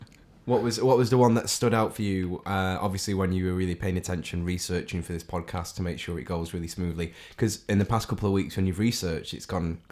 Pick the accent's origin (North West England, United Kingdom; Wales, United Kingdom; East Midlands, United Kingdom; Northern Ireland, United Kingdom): North West England, United Kingdom; Salford; I'm a Manchester City fan from Salford.